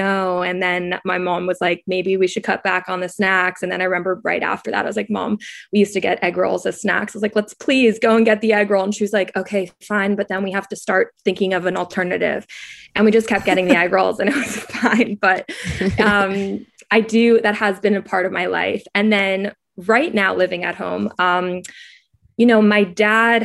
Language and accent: English; New York City, New York, United States; also born or lived in Providence, Rhode Island; I'm from New York City originally